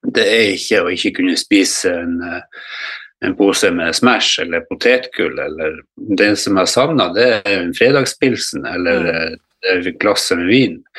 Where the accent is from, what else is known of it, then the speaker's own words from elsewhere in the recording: Harstad, Troms, Norway; moved away as an adult; also born or lived in Godøynes, Bodø; now in Bodø, Norway; Jeg er opprinnelig harstadværing. Jeg flytta hit til, til Bodø